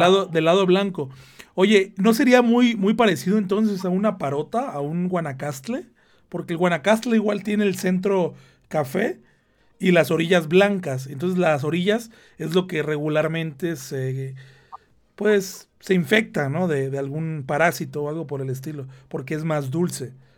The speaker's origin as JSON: {"language": "Spanish", "region": "Veracruz", "country": "Mexico", "moved": "yes", "said": "yo de donde soy, de la parte de México de donde soy, Veracruz"}